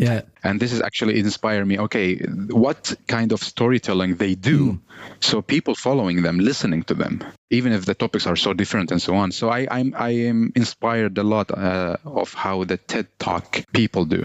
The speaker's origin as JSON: {"language": "English", "town": "Baghdad", "region": "Baghdad Governorate", "country": "Iraq", "tie": "born or raised there", "also_born_or_lived": "Helsingborg, Sweden", "second_language": "English", "moved": "yes", "lives_now": "Sweden", "said": "I was born 1993 in Iraq, Baghdad"}